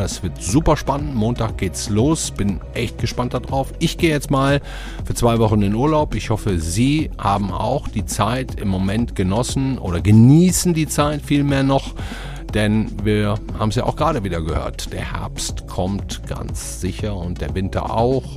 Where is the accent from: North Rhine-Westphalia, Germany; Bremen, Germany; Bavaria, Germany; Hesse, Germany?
North Rhine-Westphalia, Germany; Ruhr area; born or raised there; moved away